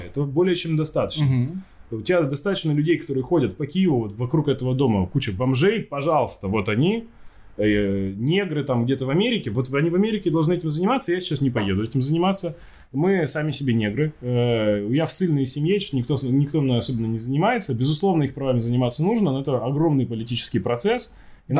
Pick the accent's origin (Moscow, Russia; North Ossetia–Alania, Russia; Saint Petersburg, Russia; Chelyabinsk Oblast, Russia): Chelyabinsk Oblast, Russia; Chelyabinsk; Я родом из Челябинска, у нас там одни тюрьмы